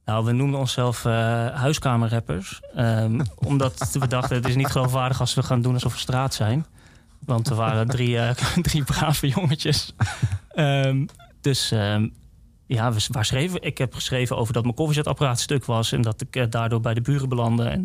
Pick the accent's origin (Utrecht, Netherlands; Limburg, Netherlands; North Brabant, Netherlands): Utrecht, Netherlands; Woerden; ik kom uit Woerden.